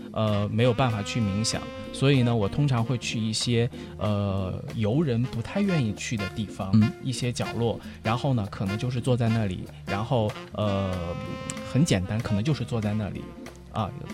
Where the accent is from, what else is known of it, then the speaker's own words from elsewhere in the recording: China; 我是来自中国的学生